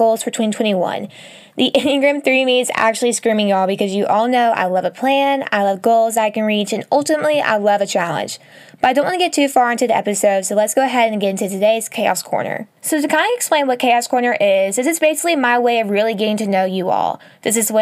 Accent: Texas, United States; moved away as an adult; now in Alabama, United States; I'm currently in my hometown where I grew up. I've been here since Thanksgiving and just kind of spent the holiday season working from here rather than traveling back and forth from Texas to Alabama

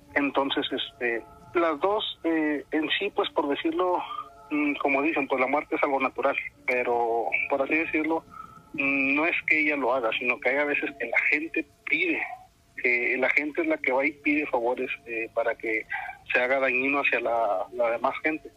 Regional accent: Tamaulipas, Mexico; aquí donde yo soy, De Tamaulipas

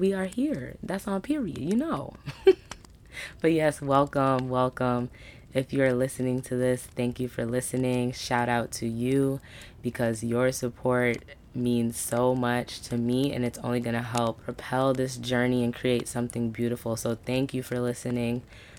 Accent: Brooklyn, New York, United States; born there; I am a Caribbean Black woman. My dad's side is from Trinidad. My mom's side is from Barbados. I was born in Brooklyn, New York.

